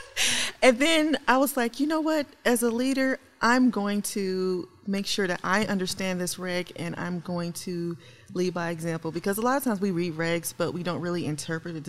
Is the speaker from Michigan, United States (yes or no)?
no; Memphis, Tennessee, United States; moved away; also born or lived in St. Louis, Missouri; Originally, I'm from Memphis, Tennessee.